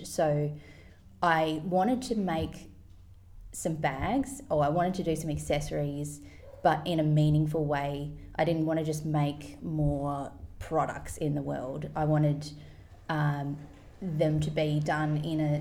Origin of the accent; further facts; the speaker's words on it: Tasmania, Australia; moved away as an adult; also born or lived in London / Sydney; now in Byron Bay, Australia; I grew up in Tasmania and could not wait to get out into the world. So, I moved to London when I was about 19, 20